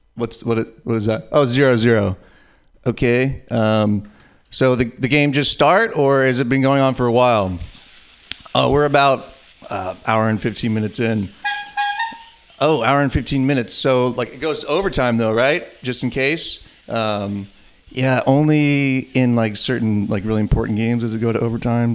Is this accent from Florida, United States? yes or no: no; San Francisco Bay Area, California, United States; me being from the San Francisco Bay Area